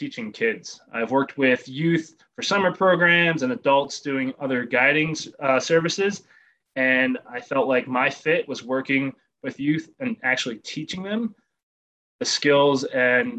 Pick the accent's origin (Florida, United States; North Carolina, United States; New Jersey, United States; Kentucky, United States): New Jersey, United States; also born or lived in Connecticut / Massachusetts; now in Denver, United States; I grew up in New Jersey where it was kind of more urban environments, New Jersey, Connecticut